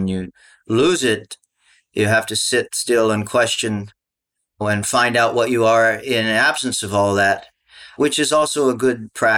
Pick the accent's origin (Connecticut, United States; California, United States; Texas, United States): Texas, United States; Austin; also born or lived in Hawaii; I was born in Austin, spent quite a bit of my childhood there. We'd go back and forth, you know, between Hawaii and Austin.